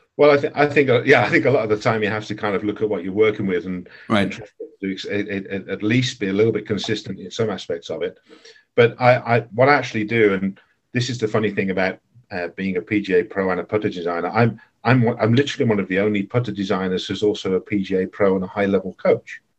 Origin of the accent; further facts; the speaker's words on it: Birmingham, West Midlands, United Kingdom; moved away as an adult; now in Netherlands; I came come from Birmingham in England. I grew up five minutes from the Belfry